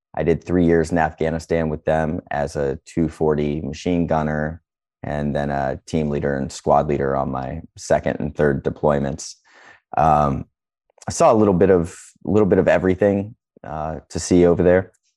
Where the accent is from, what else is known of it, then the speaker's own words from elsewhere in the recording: Northeast Ohio, United States; I'm from Northeast Ohio